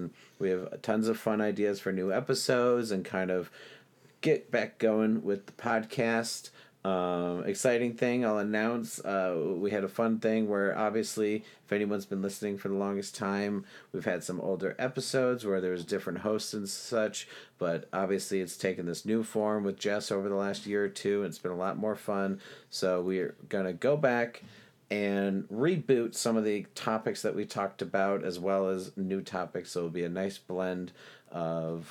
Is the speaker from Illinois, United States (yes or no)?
yes; Geneva, Illinois, United States; my hometown of Geneva